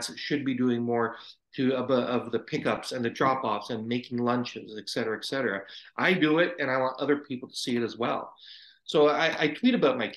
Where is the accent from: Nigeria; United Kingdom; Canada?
Canada; Brampton, Ontario; also born or lived in India; I was an infant when I came to Canada, but pretty much you could say I was born in Canada. All my upbringing is in Brampton